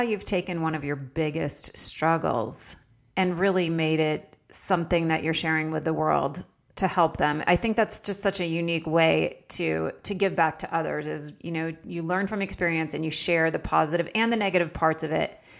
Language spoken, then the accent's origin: English; Vermont, United States; I lived in Vermont